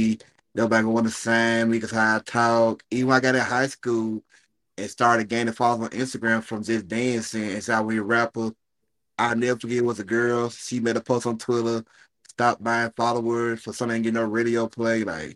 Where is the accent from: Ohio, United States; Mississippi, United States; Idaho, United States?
Mississippi, United States; Jackson; I'm from Jackson, Mississippi, the capital of Mississippi, 601.